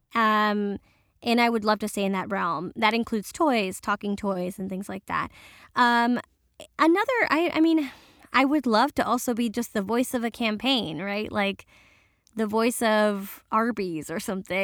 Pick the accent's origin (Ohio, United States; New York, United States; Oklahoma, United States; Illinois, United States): New York, United States; New York City; first language Spanish; I'm first generation Dominican and, um, born in New York, and my family still speaks Spanish.